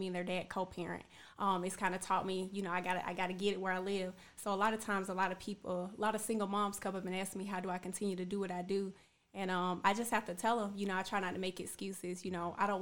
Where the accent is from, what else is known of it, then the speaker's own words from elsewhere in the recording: Macon, Georgia, United States; moved away; I grew up in Macon, Georgia